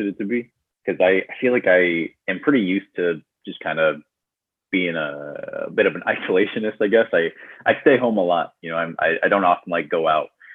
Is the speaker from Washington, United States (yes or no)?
yes; Tumwater, Washington, United States; moved away as an adult; now in Los Angeles, United States; I'm originally from Washington State. I grew up in a town called Tumwater.